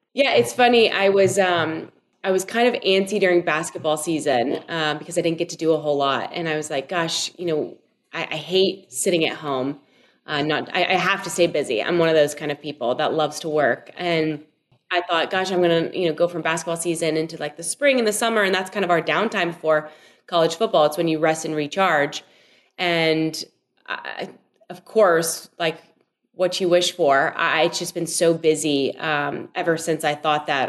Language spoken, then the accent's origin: English; Louisville, Kentucky, United States; got to play there for my my hometown team